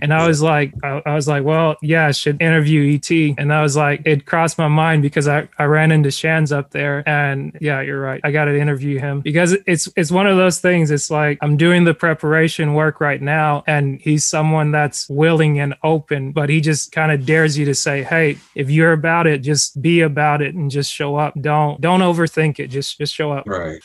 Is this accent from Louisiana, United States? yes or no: no; North Georgia, United States; most of us were from Georgia, so like I was from North Georgia